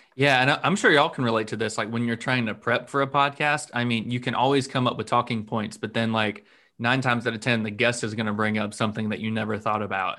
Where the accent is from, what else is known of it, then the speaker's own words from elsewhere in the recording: North Florida, United States; I've lived in um, North Florida my whole life